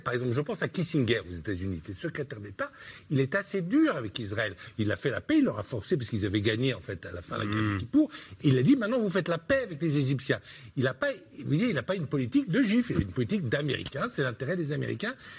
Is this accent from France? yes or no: yes; France; en tant que Français